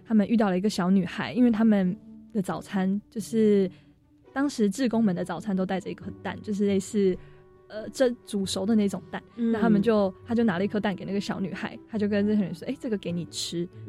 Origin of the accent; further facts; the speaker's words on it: Taiwan; 当当时从决定回台湾念大学之后，就希望说我是台湾人，那我希望能做点什么的时候